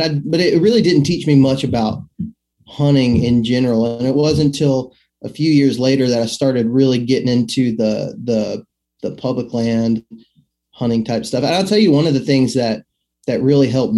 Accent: Midland, Texas, United States; moved away as an adult; now in Alabama, United States; I'm actually originally from West Texas, Midland, Odessa, Permian Basin area. That's where I was born and raised at, and moved over here to Alabama when I was, I guess I was about 18 when I moved here

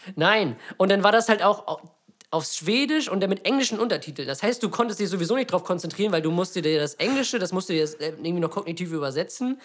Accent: Lübeck, Schleswig-Holstein, Germany; bei uns in Lübeck

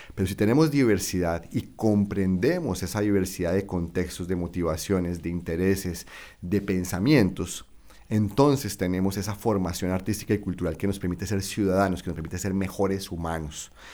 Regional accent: Bucaramanga, Santander, Colombia; moved away; mi ciudad natal, Bucaramanga

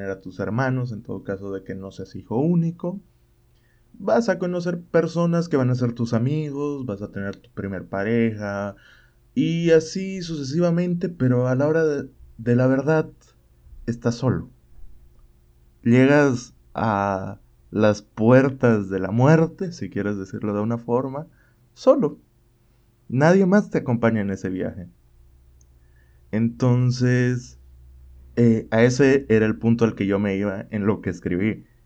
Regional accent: Bolivia; yo, yo soy de Bolivia.

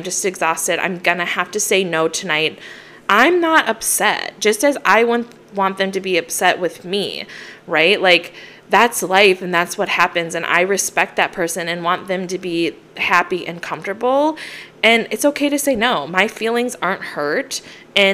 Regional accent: Minnesota, United States; Growing up in Minnesota and the snow

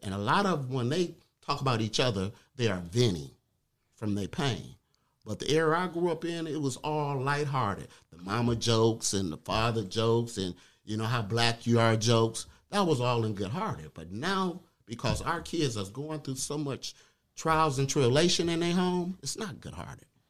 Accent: Detroit, Michigan, United States; I'm from Detroit

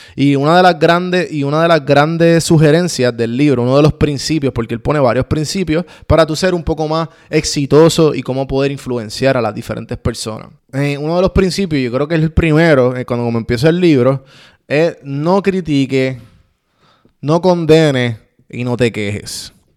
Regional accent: Puerto Rico; Como puertorriqueño

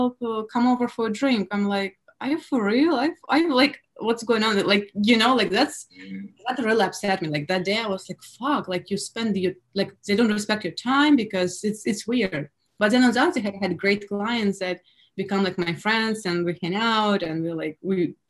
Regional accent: Russia; English is a second language; now in United States; me being Russian in America

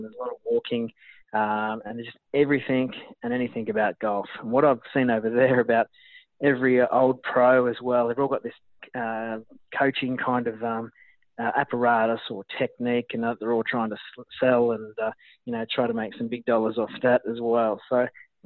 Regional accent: Gold Coast, Queensland, Australia; I'm from the Gold Coast

